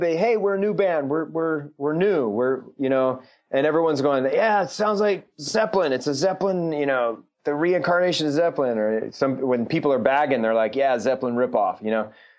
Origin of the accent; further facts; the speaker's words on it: Bay Area, California, United States; moved away; also born or lived in Anaheim, California; I grew up in the Bay Area, so Reggie Jackson, and then I moved to Anaheim